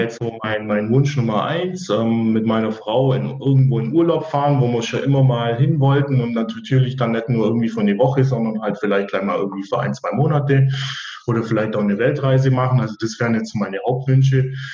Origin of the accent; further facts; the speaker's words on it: Weiler im Allgäu, Bavaria, Germany; moved away as an adult; also born or lived in Ravensburg; Also geboren bin ich in Weiler im Allgäu, bin auch da in der Region äh, zur Schule gegangen